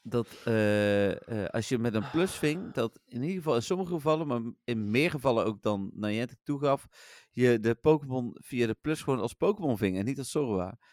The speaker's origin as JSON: {"language": "Dutch", "town": "Eindhoven", "region": "North Brabant", "country": "Netherlands", "said": "ik kom uit Eindhoven, ik ben PSV-supporter"}